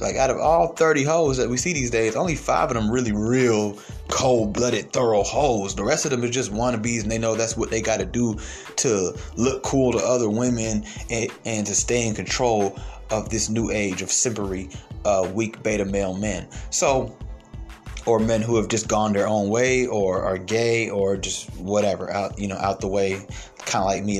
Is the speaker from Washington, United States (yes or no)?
no; Atlanta, Georgia, United States; I was raised mostly in Atlanta